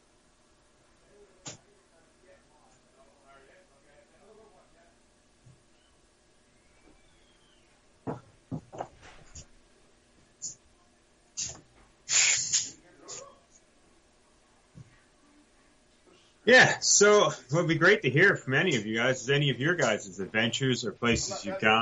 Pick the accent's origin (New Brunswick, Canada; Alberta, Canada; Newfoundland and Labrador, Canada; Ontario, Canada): Newfoundland and Labrador, Canada; Buchans; now in Milford Station, Canada; I'm originally from central Newfoundland, a small town called Buchans.